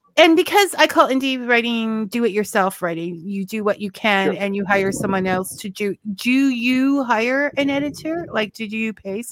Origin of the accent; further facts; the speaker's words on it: Niagara Falls, Ontario, Canada; I'm actually from Niagara Falls.